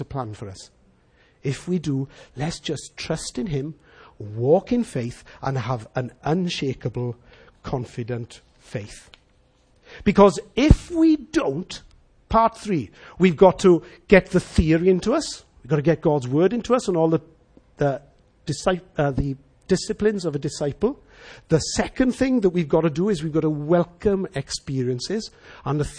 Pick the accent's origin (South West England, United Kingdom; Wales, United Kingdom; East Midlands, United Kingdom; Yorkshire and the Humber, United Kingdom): Wales, United Kingdom; as Welsh people